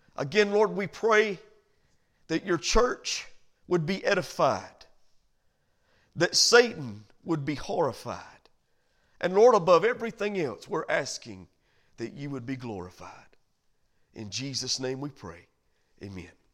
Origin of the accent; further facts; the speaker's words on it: United States; as American citizens